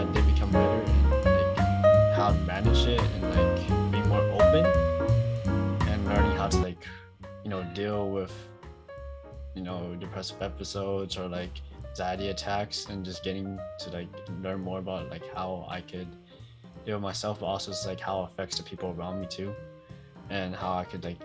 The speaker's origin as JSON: {"language": "English", "town": "Oakland", "region": "California", "country": "United States", "said": "I'm from Oakland."}